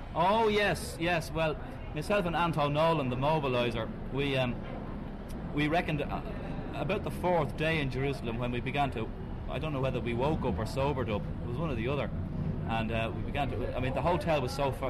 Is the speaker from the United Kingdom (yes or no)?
no; Ireland; we're Irish, Ireland